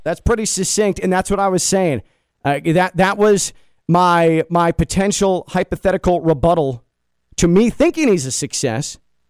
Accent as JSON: {"language": "English", "area": "Big Ten country", "region": "Midwest", "country": "United States", "tie": "born or raised there", "moved": "yes", "said": "I grew up in Big Ten country."}